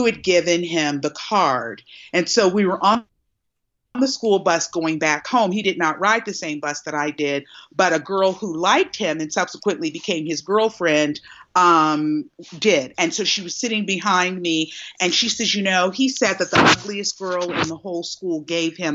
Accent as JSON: {"language": "English", "town": "Cincinnati", "region": "Ohio", "country": "United States", "tie": "born or raised there", "said": "I am from Cincinnati, Ohio"}